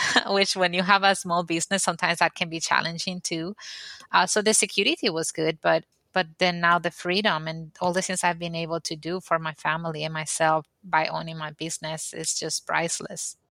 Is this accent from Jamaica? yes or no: no; Dominican Republic; moved away as an adult; now in United States; I am originally from the Dominican Republic and I used to have a business back there